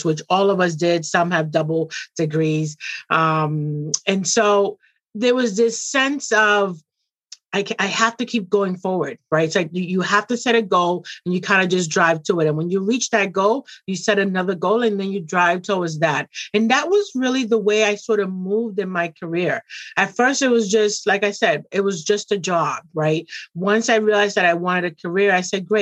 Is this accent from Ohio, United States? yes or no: no; Boston, Massachusetts, United States; also born or lived in Puerto Rico / Dominican Republic; I came to Boston when I was very young. And I've honestly lived in Boston my entire youth